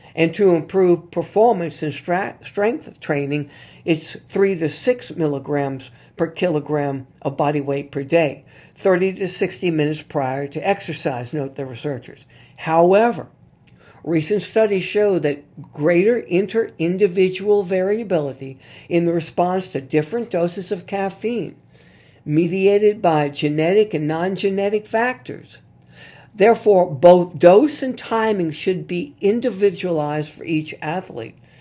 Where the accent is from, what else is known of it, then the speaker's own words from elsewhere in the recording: New Orleans, Louisiana, United States; here in my hometown of New Orleans